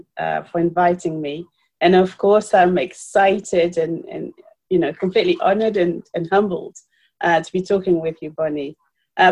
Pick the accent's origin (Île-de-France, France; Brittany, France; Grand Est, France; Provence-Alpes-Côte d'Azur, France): Île-de-France, France; Paris; moved away as an adult; also born or lived in Cameroon; now in United Kingdom; I was born in Cameroon, and I grew up in Paris, and I live in the UK